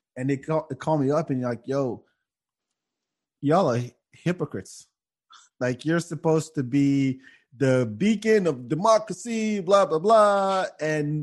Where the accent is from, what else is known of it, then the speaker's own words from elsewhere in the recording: France; also born or lived in Africa; now in United States; I grew up in France